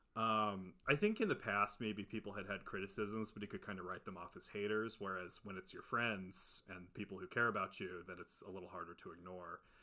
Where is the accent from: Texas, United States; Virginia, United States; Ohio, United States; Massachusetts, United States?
Ohio, United States; now in California, United States; We're both from Ohio